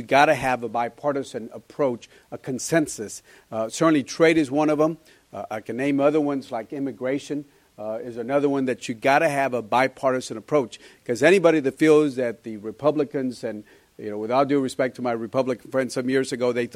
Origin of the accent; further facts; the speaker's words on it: Laredo, Texas, United States; I come from Laredo.